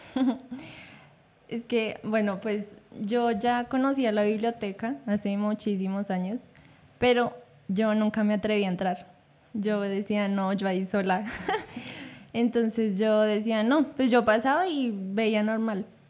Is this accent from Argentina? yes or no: no; Bogotá, Bogotá Capital District, Colombia; pues crecimos en la localidad Rafael Uribe, en el barrio